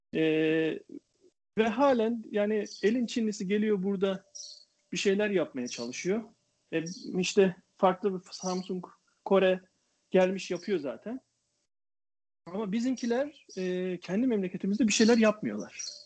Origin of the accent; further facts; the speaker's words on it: Turkey; ben Türk olarak